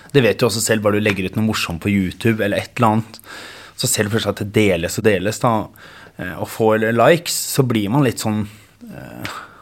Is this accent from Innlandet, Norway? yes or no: no; Geilo, Buskerud, Norway; also born or lived in Bergen; Jeg er født i Bergen eh, og flyttet til Geilo